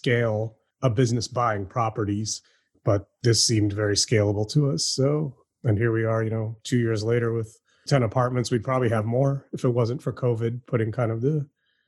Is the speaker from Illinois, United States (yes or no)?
yes; Chicago, Illinois, United States; moved away as an adult; now in Houston, United States; I was living in Chicago, which is my hometown